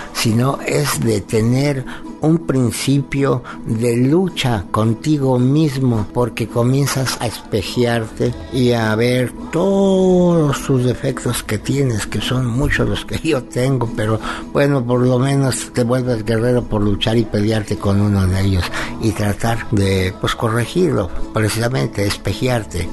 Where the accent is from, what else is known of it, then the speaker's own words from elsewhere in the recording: Cholula, Puebla, Mexico; mi bendita tierra Cholula